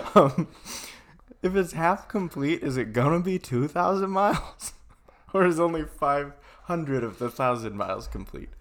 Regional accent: Sheboygan, Wisconsin, United States; moved away; I was from Sheboygan

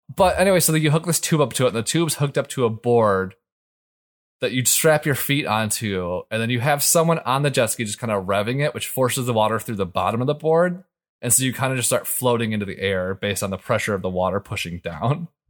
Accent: Michigan, United States; growing up in Michigan

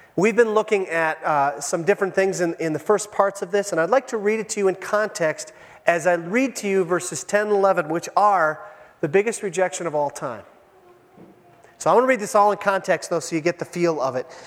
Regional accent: Iron Range, Minnesota, United States; I was raised on the Iron Range

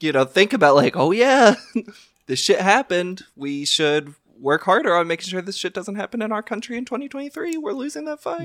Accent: Louisville, Kentucky, United States; I grew up in America. I learned about World War Two in the Archdiocese of Louisville, Kentucky

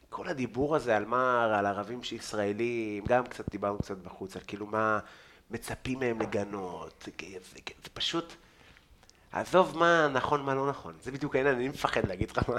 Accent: Israel; אני מפה

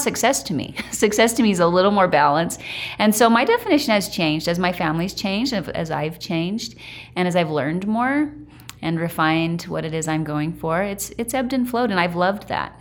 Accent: Idaho, United States; now in Utah, United States; I grew up in Idaho around farms

